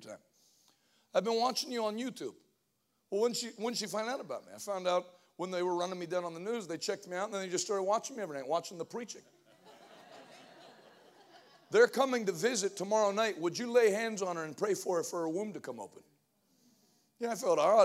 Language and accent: English; Northeast, United States; moved away; also born or lived in Pittsburgh; I'm from the Northeast